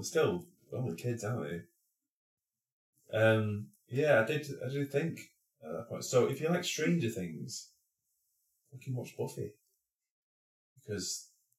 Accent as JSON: {"language": "English", "region": "England", "country": "United Kingdom", "said": "I'm English"}